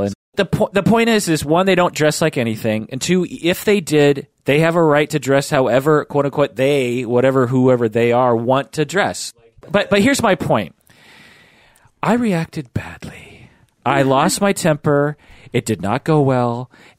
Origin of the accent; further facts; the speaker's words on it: Issaquah, Washington, United States; It's at my old church that I grew up in Issaquah.